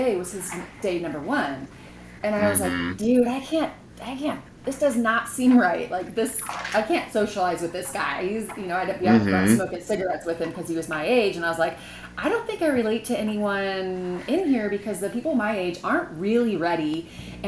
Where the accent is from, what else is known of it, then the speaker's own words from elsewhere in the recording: Vacaville, California, United States; also born or lived in Sacramento; I grew up in Vacaville. Well, for the most part.